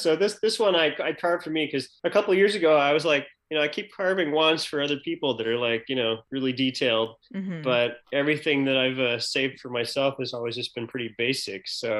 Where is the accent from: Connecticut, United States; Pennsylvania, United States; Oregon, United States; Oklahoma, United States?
Oregon, United States; the Oregon coast, United States; moved away as an adult; also born or lived in upstate New York; now in New York, United States; I live in New York with my wife and my 12-year-old son. I grew up on the Oregon coast, but I came out here for college.